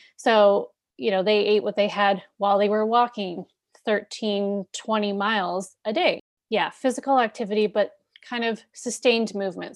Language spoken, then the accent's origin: English; Canada; I'm Canadian, but, you know, we live very close to the U S